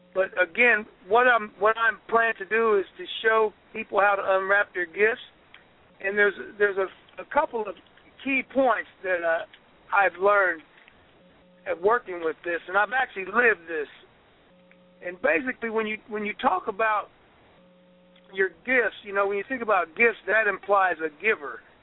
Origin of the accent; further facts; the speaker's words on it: Columbus, Ohio, United States; I'm from Columbus, Ohio. And in Columbus, I was raised by my mother and grandmother